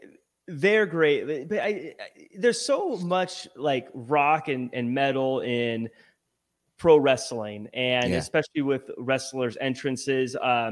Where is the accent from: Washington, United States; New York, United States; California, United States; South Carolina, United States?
Washington, United States; Seattle; I'm originally from Seattle area.